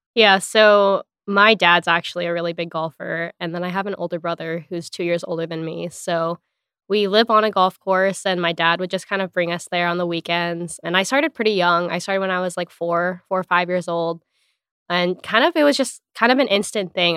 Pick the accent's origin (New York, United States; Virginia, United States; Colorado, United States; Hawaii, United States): Hawaii, United States; moved away as an adult; also born or lived in Los Angeles, United States; I'm from Hawaii originally